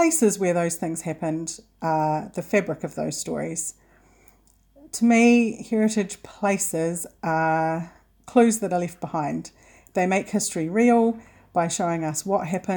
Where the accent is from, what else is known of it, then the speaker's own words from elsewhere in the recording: South Island, New Zealand; I grew up in the South Island